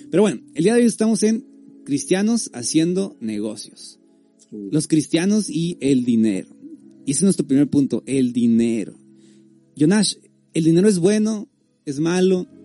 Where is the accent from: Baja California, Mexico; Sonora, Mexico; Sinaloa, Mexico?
Baja California, Mexico; Tijuana; soy de Tijuana